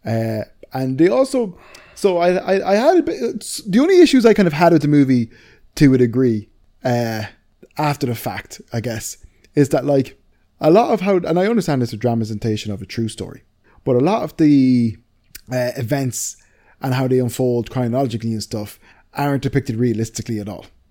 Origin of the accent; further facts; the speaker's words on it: Wisconsin, United States; my hometown, Wisconsin